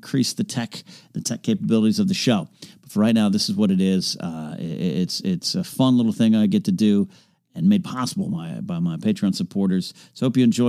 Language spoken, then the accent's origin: English; Arroyo Grande, California, United States; my hometown of Rio Grande, California